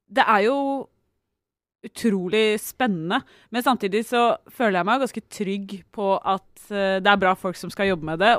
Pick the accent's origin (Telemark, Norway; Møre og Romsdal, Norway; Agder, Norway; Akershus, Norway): Telemark, Norway; Jeg er telemarking, men jeg flytta dit litt uh, for seint.